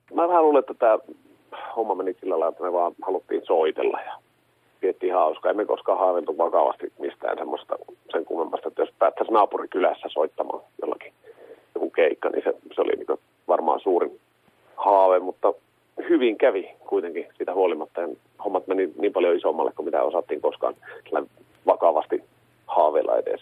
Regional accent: Kemi, Lapland, Finland

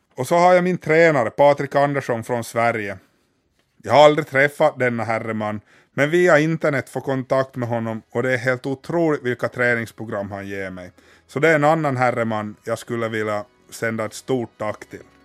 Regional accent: Finland; hemma i Finland

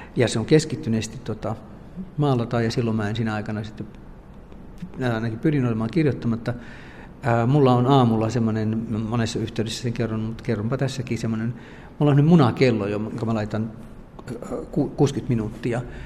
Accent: Finland; now in France

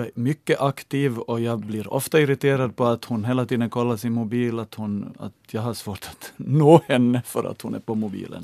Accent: Ostrobothnia, Finland; moved away as an adult; now in Helsinki, Finland; när jag flyttade hit som 18-åring 83 och hade hemlängtan till Österbotten

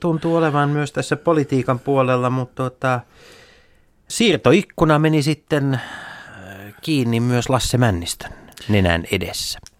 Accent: Tampere, Pirkanmaa, Finland; meillä Tampereella

